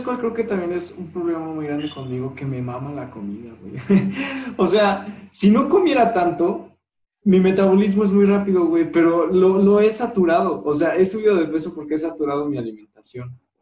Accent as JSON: {"language": "Spanish", "town": "León", "region": "Guanajuato", "country": "Mexico", "tie": "born or raised there", "also_born_or_lived": "Aguascalientes", "said": "soy de León y nunca he vivido en otra ciudad"}